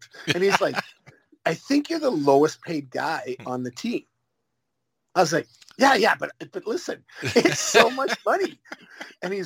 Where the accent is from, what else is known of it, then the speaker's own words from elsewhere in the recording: Western Canada, Canada; growing up in Western Canada